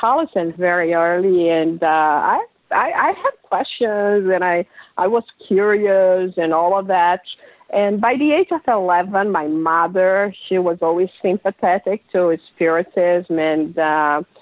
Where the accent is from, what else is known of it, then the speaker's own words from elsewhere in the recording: Brazil; first language Portuguese; English is a second language; moved away as an adult; also born or lived in London, United Kingdom / Miami, United States; now in New York City, United States; I grew up in Brazil, and 26 years ago, my husband was transferred because of his work to London